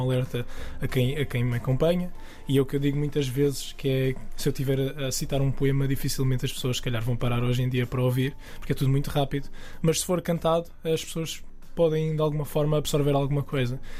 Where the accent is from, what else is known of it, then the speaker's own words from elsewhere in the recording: the South, southern Portugal, Portugal; moved away as an adult; also born or lived in England; now in central Portugal; Eu sou do Sul